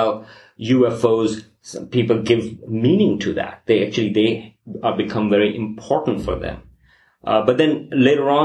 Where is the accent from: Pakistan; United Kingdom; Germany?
Pakistan; moved away; I'm originally from Pakistan